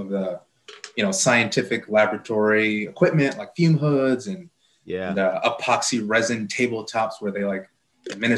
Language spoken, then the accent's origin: English; Chicago, Illinois, United States; also born or lived in Glenview, Illinois; I grew up in Chicago, and my teenage years, my parents relocated us from the inner city to a well-to-do suburb called Glenview.